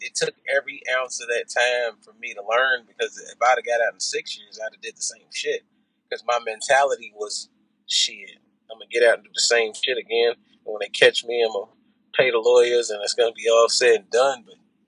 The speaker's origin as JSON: {"language": "English", "town": "Louisville", "region": "Kentucky", "country": "United States", "tie": "born or raised there", "said": "I'm from Louisville, Kentucky."}